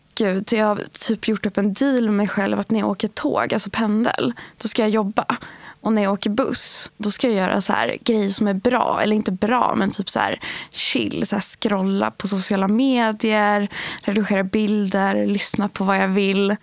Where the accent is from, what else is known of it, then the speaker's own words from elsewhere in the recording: outside Sundsvall, Norrland, Västernorrland County, Sweden; jag är uppvuxen utanför Sundsvall med föräldrar som har rötter i Iran och Irak.